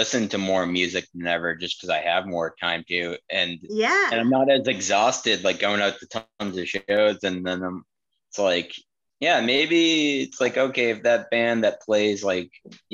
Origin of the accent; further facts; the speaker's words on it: Boston, Massachusetts, United States; We're from Boston area.